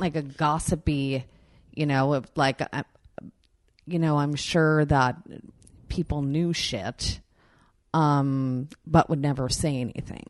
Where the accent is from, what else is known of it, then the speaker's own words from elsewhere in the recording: Long Island, New York, United States; I grew up in New York in Long Island.